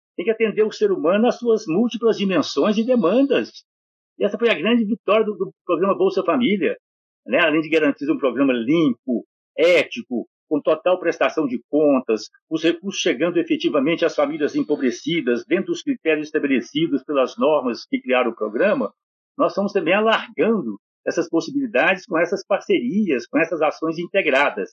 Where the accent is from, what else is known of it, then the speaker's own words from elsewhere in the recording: Bocaiúva, Minas Gerais, Brazil; moved away; Eu nasci, criei, passei minha juventude em Bocaiúva, no norte de Minas